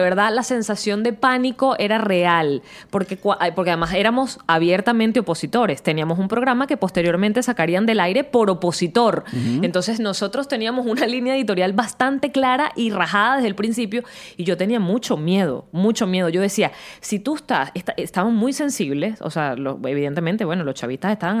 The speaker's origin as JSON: {"language": "Spanish", "country": "Venezuela", "said": "yo como venezolana"}